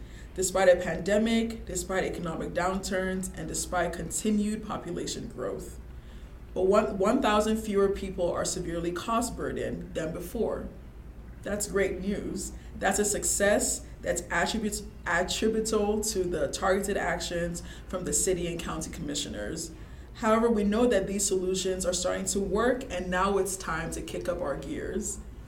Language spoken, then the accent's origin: English; Ghana; moved away as an adult; now in Ohio, United States; I actually grew up in Ghana